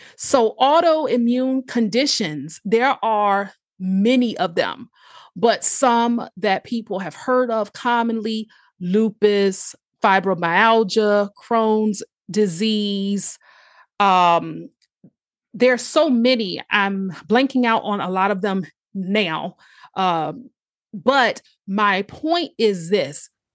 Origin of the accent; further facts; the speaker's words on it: Chesapeake, Virginia, United States; also born or lived in Norfolk, Virginia; born in Norfolk, Virginia, raised in a city called Chesapeake